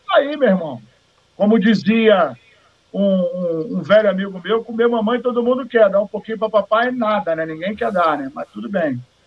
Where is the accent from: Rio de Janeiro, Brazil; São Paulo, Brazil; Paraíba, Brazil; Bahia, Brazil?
Paraíba, Brazil; eu sou paraibano